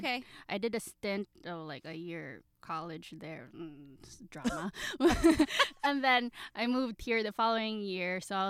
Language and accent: English; Manila, Metro Manila, Philippines; moved away as an adult; now in California, United States; So I'm really a Manila girl. So I was born and raised in Manila.